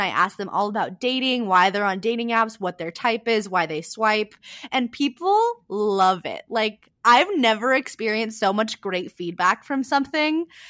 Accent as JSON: {"language": "English", "region": "California", "country": "United States", "tie": "born or raised there", "also_born_or_lived": "San Diego", "said": "I grew up in a really small town in California"}